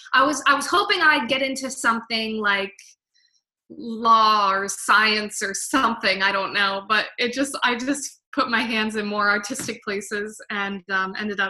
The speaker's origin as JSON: {"language": "English", "region": "New Jersey", "country": "United States", "tie": "born or raised there", "also_born_or_lived": "Williamsport, Pennsylvania / New York City", "said": "I grew up in New Jersey, and then I went to school at Lycoming College in Williamsport, Pennsylvania"}